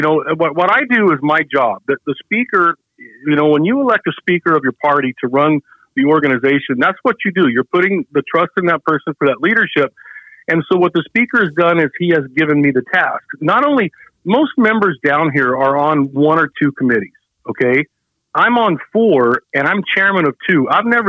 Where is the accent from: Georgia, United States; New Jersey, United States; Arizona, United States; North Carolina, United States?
Arizona, United States; Globe; I'm a rancher from Globe.